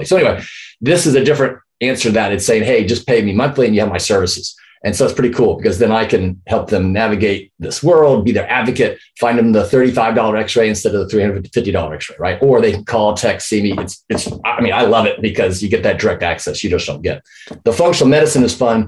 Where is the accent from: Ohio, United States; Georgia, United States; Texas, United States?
Texas, United States; Houston; moved away as an adult; also born or lived in Chicago / San Antonio; I grew up in Houston, met my high school sweetheart in the senior year